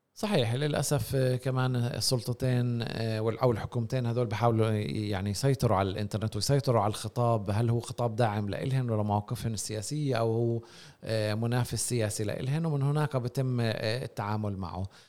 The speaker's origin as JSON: {"language": "Arabic", "country": "Palestine", "said": "احنا ما في عندنا خصوصيه كفلسطينيين"}